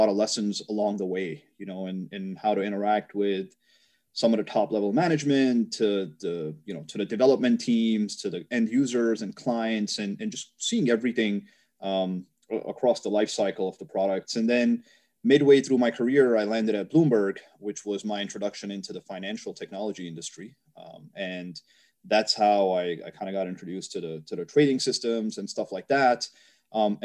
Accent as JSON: {"language": "English", "region": "New York", "country": "United States", "said": "I'm from New York"}